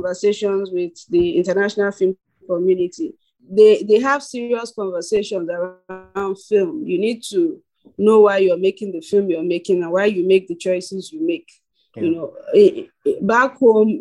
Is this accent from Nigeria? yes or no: yes; Nigeria; being a Nigerian filmmaker